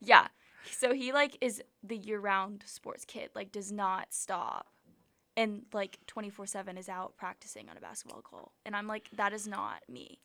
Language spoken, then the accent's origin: English; Atlanta, Georgia, United States; now in Auburn, United States; I'm from Atlanta